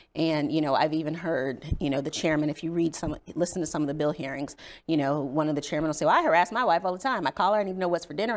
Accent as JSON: {"language": "English", "town": "South Bend", "region": "Indiana", "country": "United States", "tie": "born or raised there", "also_born_or_lived": "Virginia", "moved": "as an adult", "lives_now": "Maryland, United States", "said": "I grew up in South Bend, Indiana, in a family that was very politically active."}